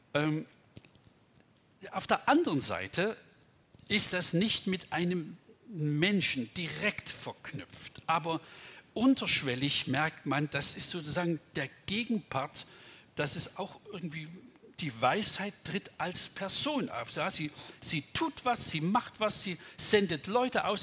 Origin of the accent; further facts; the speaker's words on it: Hartmannsdorf, Saxony, Germany; aus meiner Heimat, wo ich herkomme. Ich wohne ja so im Erzgebirgsvorland